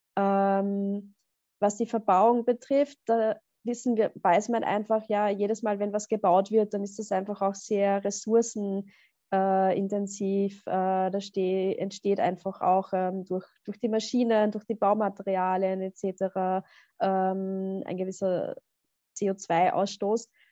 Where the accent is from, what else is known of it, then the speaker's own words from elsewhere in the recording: Upper Austria, Austria; Also ich bin ja auch aus Oberösterreich